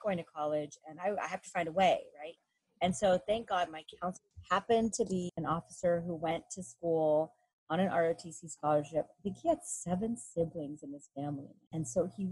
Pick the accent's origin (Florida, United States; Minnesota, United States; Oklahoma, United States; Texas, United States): Texas, United States; I am the daughter of Mexican immigrants, so that we had no history of serving since my parents pretty much just arrived from Mexico and I was born in Texas